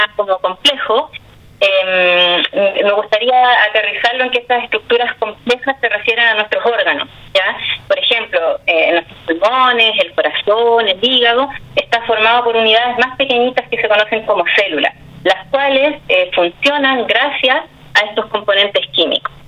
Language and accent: Spanish; Constitución, Maule, Chile; yo soy de Constitución